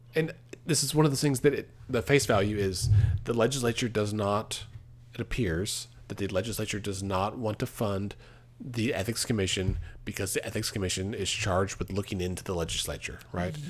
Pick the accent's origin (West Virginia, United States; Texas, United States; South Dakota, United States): Texas, United States; now in Oklahoma, United States; growing up in Texas, for a long time, my optometrist was in Walmart